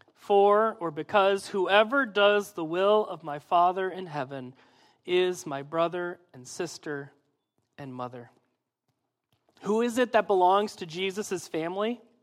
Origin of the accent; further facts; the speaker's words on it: Midwest, United States; I'm from the Midwest